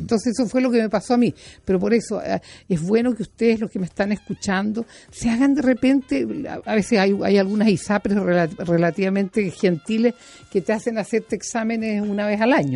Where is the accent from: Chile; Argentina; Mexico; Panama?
Chile; como buena chilena que ha comido muchos porotos